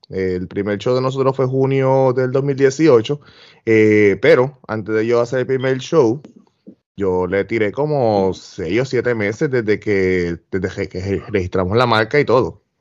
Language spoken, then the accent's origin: Spanish; Puerto Rico; now in Florida, United States; pues yo voy a traer un poquito de las, de las ideas que yo vengo de Puerto Rico, pero las voy a aplicar a lo que es el old school